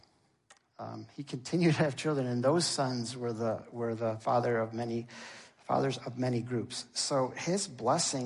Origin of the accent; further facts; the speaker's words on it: United States; We identify as Americans. We identify with a lot of things, but most of us who have residence here identify as American.